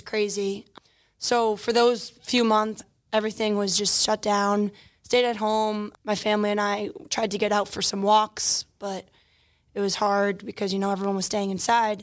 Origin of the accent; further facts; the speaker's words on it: Long Island, New York, United States; I grew up in Garden State, Long Island